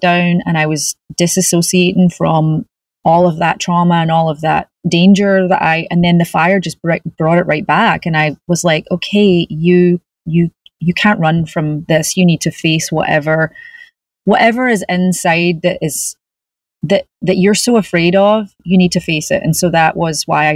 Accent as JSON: {"language": "English", "town": "Glasgow", "region": "Scotland", "country": "United Kingdom", "tie": "born or raised there", "moved": "yes", "lives_now": "California, United States", "said": "I grew up in Glasgow"}